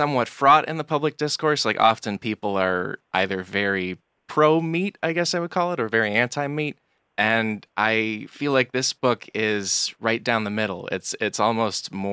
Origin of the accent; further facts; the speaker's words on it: outside of Chicago, Illinois, United States; I'm from outside of Chicago